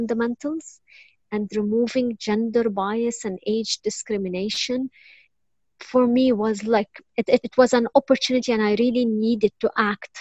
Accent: Lebanon; I was born and raised in Lebanon.

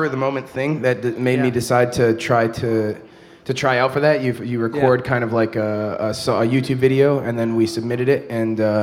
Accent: Baraboo, Wisconsin, United States; moved away as an adult; now in Madison, United States; We're all from Baraboo, and we've all been living in Madison for a few years now

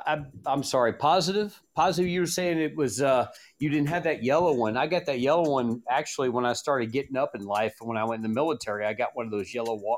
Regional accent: around San Antonio, Texas, United States; also born or lived in Monterey, California; I'm from Texas.

